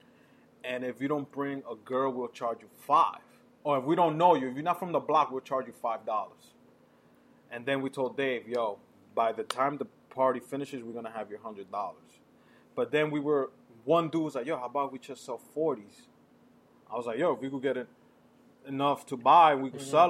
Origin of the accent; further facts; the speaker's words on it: New York City, New York, United States; we grew up in the Heights